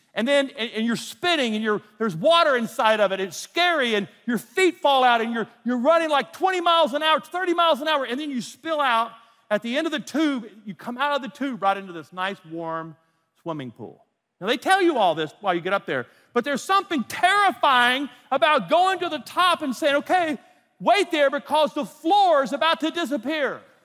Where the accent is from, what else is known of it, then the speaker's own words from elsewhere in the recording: North Louisiana, United States; I was raised in North Louisiana